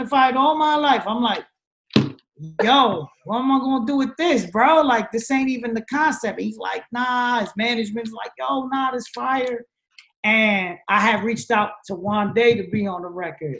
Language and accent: English; New Jersey, United States; I'm from Jersey. I grew up talking like this